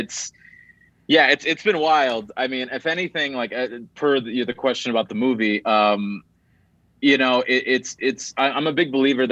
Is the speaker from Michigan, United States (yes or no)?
no; Gary, Indiana, United States; I grew up like in Gary, Indiana